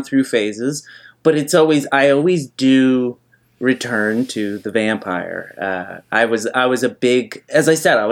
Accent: Nova Scotia, Canada; I grew up on the East Coast. I grew up in Nova Scotia

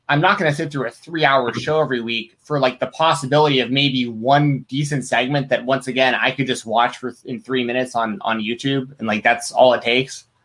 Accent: Atlanta, Georgia, United States; I grew up in Atlanta, right. Goldberg country

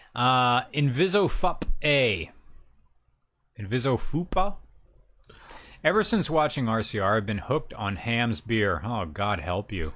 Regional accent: the North, United States; me as a Northerner

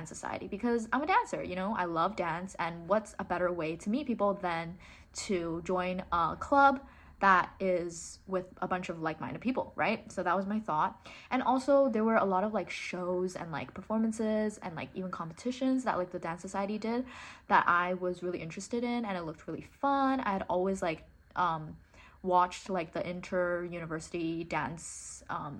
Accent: Hong Kong; first language English; I grew up in Hong Kong, but I went to an international school, and that's why like my accent is like this

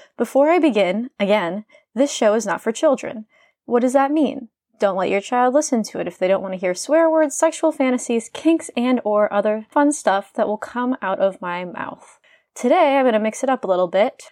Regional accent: Indiana, United States; sitting at a bar in my hometown in Indiana

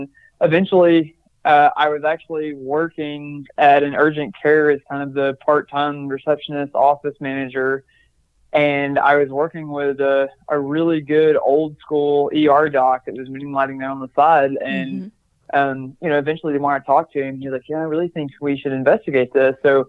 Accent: the South, United States; And I think part of that's just growing up in the South.

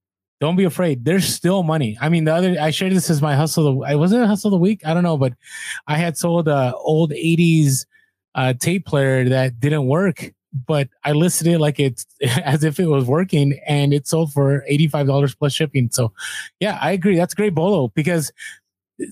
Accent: San Francisco, California, United States; I grew up in San Francisco

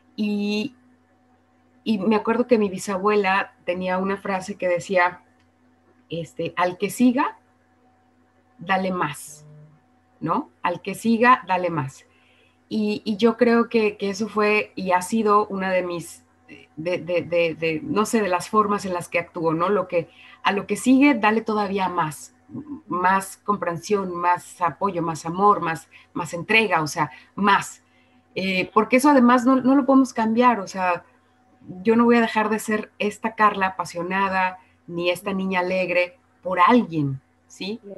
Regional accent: Guadalajara, Jalisco, Mexico; moved away as an adult; now in Mexico City, Mexico; soy de Guadalajara, que estudié con las monjas, que estudié con los jesuitas

